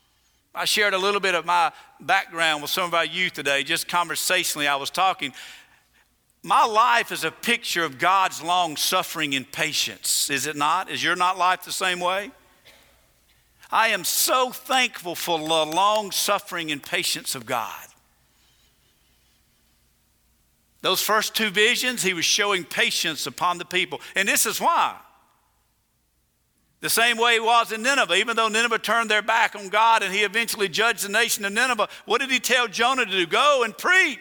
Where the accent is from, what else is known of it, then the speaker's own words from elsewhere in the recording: the South, United States; I'm from the South